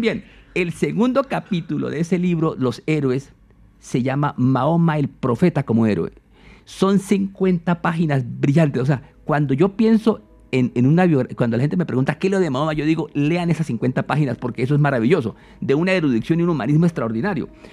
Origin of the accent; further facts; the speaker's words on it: San Juan de Arama, Meta, Colombia; also born or lived in Cumaral, Meta; yo nací en los llanos orientales de Colombia soy de Cumaral Meta pero cuando tenía pocos meses de edad me llevaron a, mis padres a vivir cerca de la Sierra de la Macarena, en un pueblo que se llama San Juan de Arama